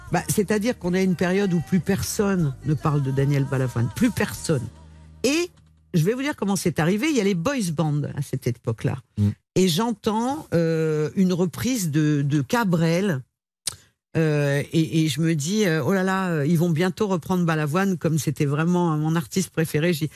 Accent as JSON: {"language": "French", "town": "Lyon", "region": "Auvergne-Rhône-Alpes", "country": "France", "said": "je viens de Lyon"}